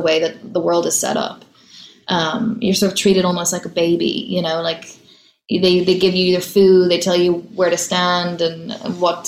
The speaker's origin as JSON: {"language": "English", "town": "Dublin", "region": "Leinster", "country": "Ireland", "tie": "born or raised there", "moved": "as an adult", "lives_now": "New York, United States", "said": "growing up in Dublin"}